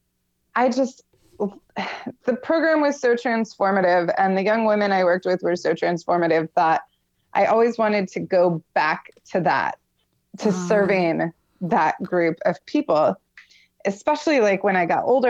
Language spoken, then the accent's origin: English; Florida, United States; moved away as an adult; also born or lived in Michigan; I'm originally from Michigan. I moved to Florida when I was about 7. Mm-hmm. And I lived there until I was 23-ish